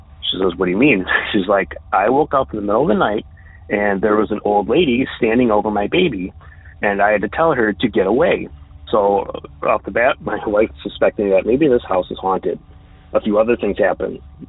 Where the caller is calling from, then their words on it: New York, United States; This is …. I'm calling from the Western New York State area.